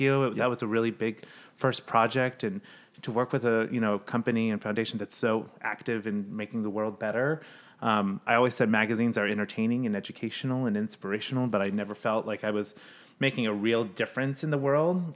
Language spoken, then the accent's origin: English; Midwest, United States; moved away; also born or lived in New York; I grew up in the Midwest, so there was no water or anything